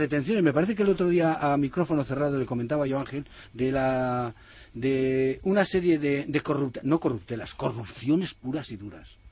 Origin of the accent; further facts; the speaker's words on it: Benavente, Castile and León, Spain; me nacieron en Benavente